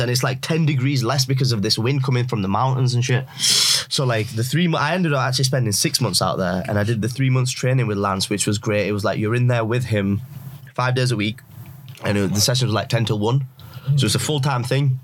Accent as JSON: {"language": "English", "region": "Yorkshire and the Humber", "country": "United Kingdom", "tie": "born or raised there", "also_born_or_lived": "Pakistan / Canada / Leeds"}